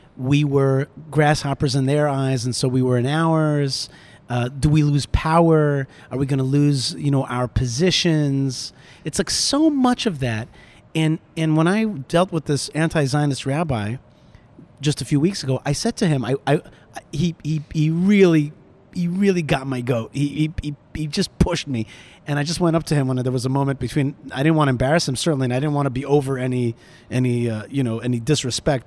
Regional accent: Wayne, New Jersey, United States; moved away as an adult; now in Israel; I grew up in Wayne, New Jersey

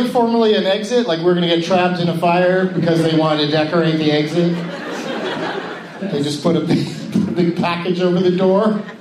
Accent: Anaheim, California, United States; Uh, I hang out. I was born and raised in California, so I just hang out

